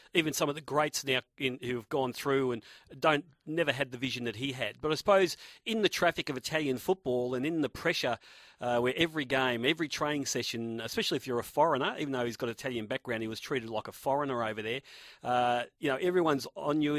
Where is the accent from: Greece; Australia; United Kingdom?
Australia; I was from Australia